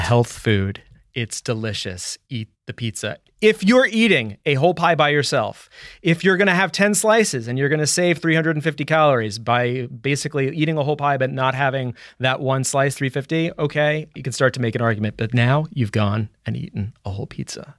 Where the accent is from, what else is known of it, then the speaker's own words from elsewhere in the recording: New York, United States; I am from New York